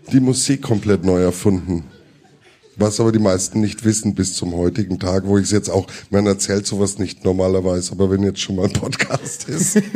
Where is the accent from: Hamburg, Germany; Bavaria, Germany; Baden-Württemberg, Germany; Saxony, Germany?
Bavaria, Germany; Watzeldorf; Und nichts gegen Schwabach, weil ich komme aus Watzeldorf.